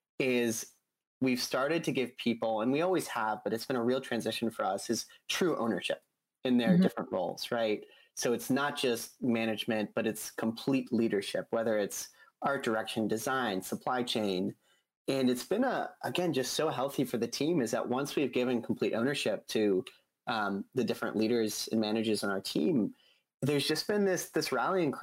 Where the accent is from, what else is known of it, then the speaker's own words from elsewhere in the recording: Boulder, Colorado, United States; I was born and raised in Boulder